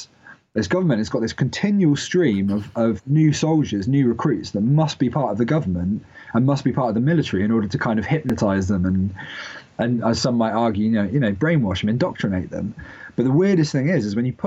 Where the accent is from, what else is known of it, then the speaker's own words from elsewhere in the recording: United Kingdom; I'm British